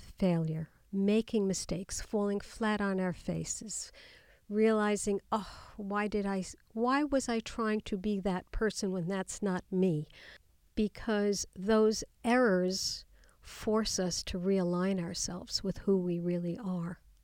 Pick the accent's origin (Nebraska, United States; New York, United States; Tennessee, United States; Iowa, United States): New York, United States; New York City; growing up in Queens in New York, going to public school